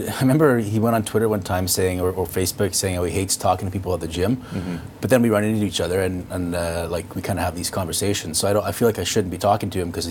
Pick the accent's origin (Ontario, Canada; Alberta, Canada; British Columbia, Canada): British Columbia, Canada; White Rock; Even back growing up in White Rock